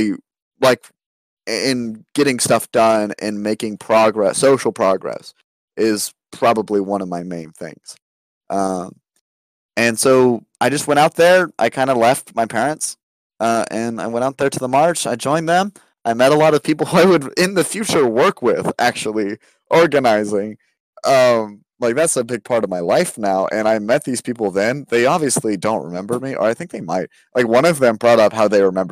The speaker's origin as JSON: {"language": "English", "country": "United States", "tie": "born or raised there", "said": "growing up in America"}